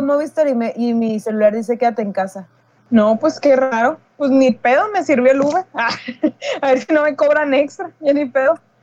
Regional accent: Mexico; somos mexicanos

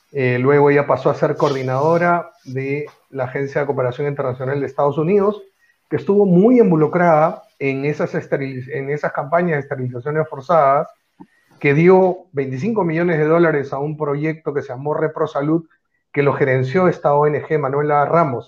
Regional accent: Peru; en, mi, país no

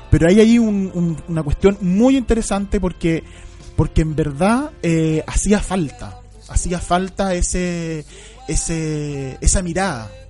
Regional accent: Chile; que somos chilenos

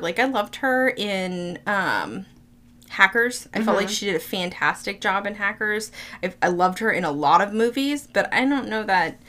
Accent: Florida, United States; moved away; I'm from Florida, okay? We're so close to Georgia.

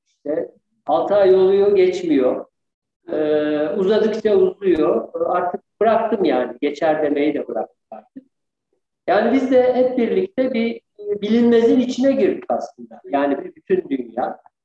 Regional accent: Eskişehir, Turkey; also born or lived in Ankara / Bayramiç, Çanakkale; ben Eskişehirliyim aslında. Eskişehir doğumluyum. Ee, Eskişehir e, ilkokul, ortaokul, lise Eskişehir'de.

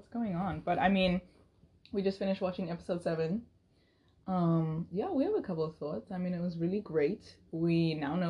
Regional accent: South Africa; moved away as an adult; now in United States; I'm from South Africa. And I came to the US about almost 4 years ago now.

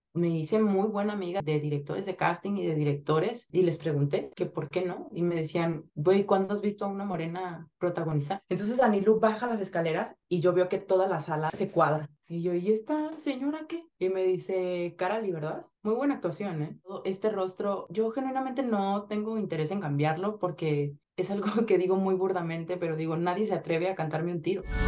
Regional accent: Zihuatanejo, Guerrero, Mexico; yo nací en Cihuatanejo Guerrero

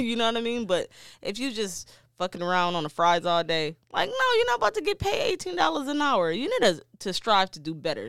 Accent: Detroit, Michigan, United States; I'm from Detroit.

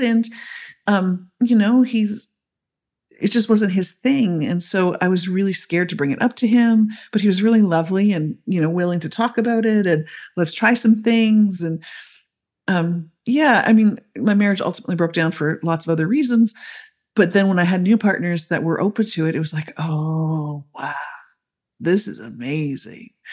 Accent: Canada; I grew up in Canada, I still live in Canada, so I'm, I'm the Canadian on the team.

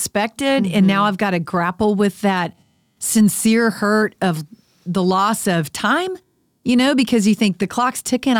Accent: Dallas, Texas, United States; I grew up in the Dallas area, too.

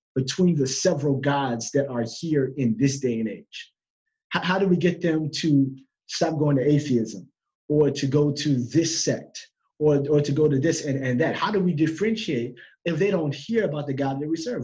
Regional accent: United States; I'm from America.

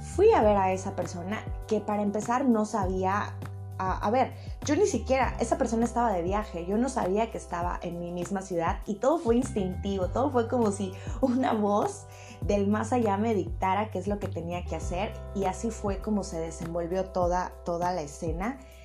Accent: Mexico; México es uno de los países que, más me escucha, es mi país de donde yo soy

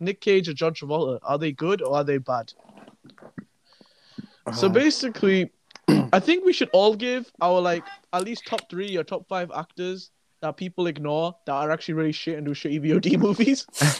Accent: United Kingdom; as a British man

